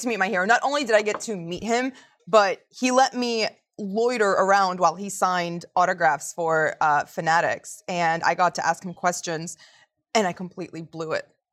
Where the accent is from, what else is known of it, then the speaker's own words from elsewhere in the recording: Montgomery County, Maryland, United States; I'm from Montgomery County